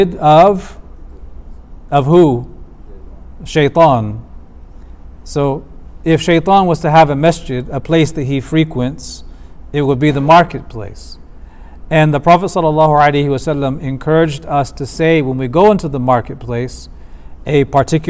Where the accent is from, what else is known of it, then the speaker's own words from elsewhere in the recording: United States; as an American man